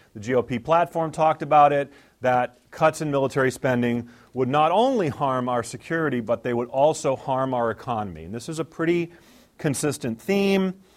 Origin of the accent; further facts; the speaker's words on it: Maine, United States; moved away; I grew up in Maine, that's where I'm from. My mom and dad still live there.